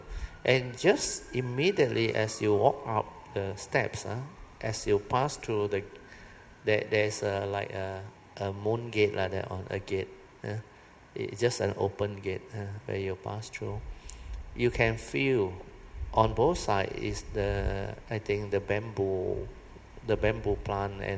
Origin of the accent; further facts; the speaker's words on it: Malaysia; we are from Malaysia.